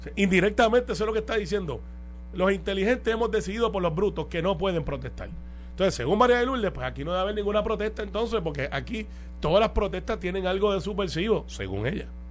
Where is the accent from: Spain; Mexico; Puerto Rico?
Puerto Rico; la inmensa mayoría de los puertorriqueños no somos parte del Partido Independentista